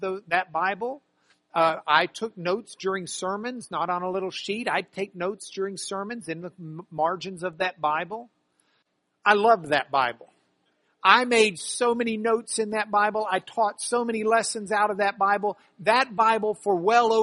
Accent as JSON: {"language": "English", "town": "Lubbock", "region": "Texas", "country": "United States", "tie": "born or raised there", "said": "I grew up in Lubbock, Texas"}